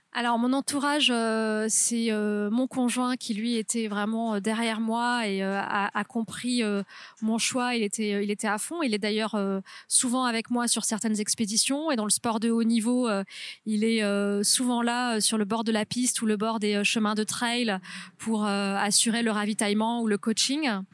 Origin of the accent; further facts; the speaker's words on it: near Toulouse, Haute-Garonne, Occitania, France; moved away; also born or lived in Carcassonne; je suis née à Carcassonne, j'ai grandi euh, près de Toulouse, donc en Haute-Garonne.